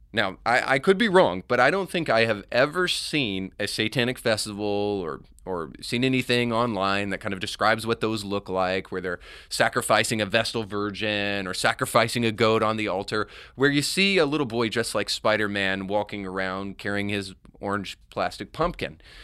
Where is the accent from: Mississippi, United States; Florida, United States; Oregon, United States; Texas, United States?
Florida, United States; Florida Panhandle, United States; I'm from the Panhandle of Florida.